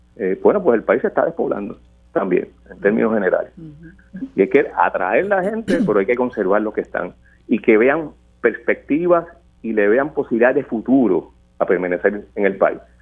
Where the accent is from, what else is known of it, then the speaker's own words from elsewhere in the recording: Puerto Rico; nosotros queremos como puertorriqueños y puertorriqueñas